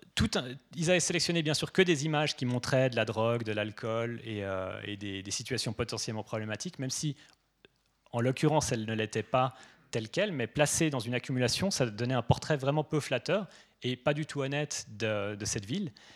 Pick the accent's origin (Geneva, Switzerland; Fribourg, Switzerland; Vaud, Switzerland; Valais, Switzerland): Geneva, Switzerland; moi je suis suisse